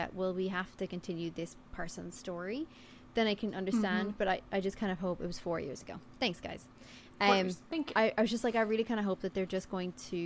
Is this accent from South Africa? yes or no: yes; South Africa; I'm South African. I was born in South Africa.